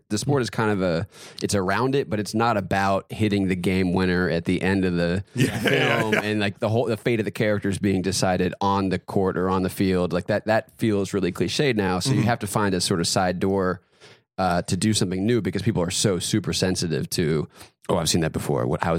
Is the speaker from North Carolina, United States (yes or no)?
yes; North Carolina, United States; I grew up in North Carolina, big mm-hmm. basketball state.